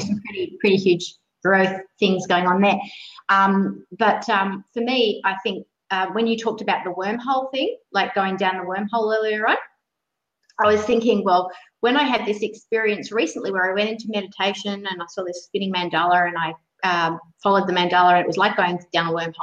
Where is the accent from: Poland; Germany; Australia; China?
Australia; Sydney, New South Wales; I grew up in Sydney